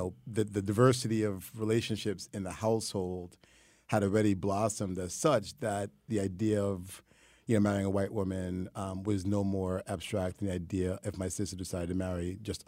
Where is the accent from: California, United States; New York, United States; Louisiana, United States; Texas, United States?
New York, United States; Yeah, I grew up in Harlem on 147th Street in St. Nick.